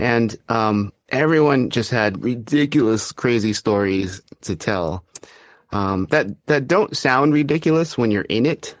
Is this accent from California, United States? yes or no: yes; Arcadia, California, United States; I grew up in Arcadia, California